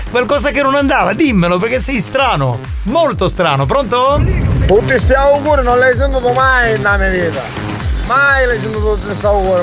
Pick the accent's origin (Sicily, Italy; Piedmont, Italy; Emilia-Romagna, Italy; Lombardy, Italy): Sicily, Italy